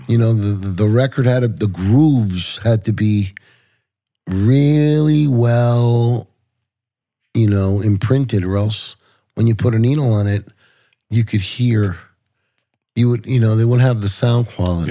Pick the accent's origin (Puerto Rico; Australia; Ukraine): Puerto Rico; also born or lived in New York; I was born in New York. My parents were from Puerto Rico